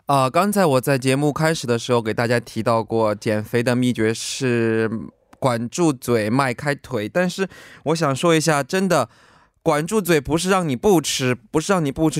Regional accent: Sichuan, China; moved away; 我也是四川人

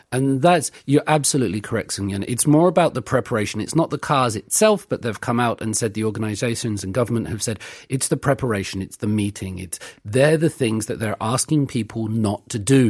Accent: United Kingdom; now in South Korea; we're British.

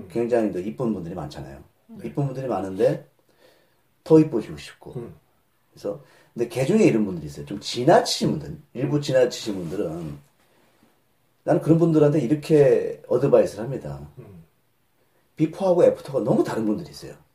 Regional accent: Seoul, South Korea; born there; 아, 저 서울에서 태어났습니다.

